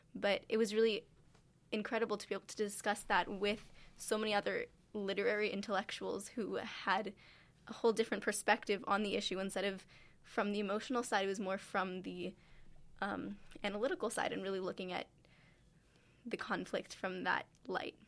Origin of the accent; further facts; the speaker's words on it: California, United States; I'm from California